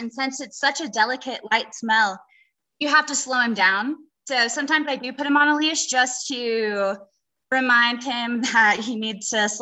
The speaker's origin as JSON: {"language": "English", "region": "North Carolina", "country": "United States", "said": "We are from North Carolina"}